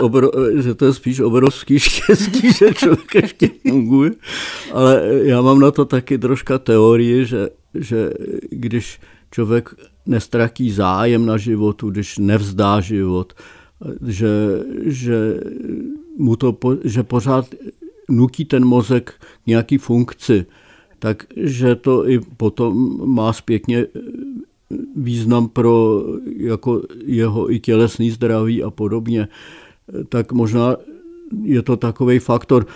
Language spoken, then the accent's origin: Czech; Czechia; já jsem Čech jako poleno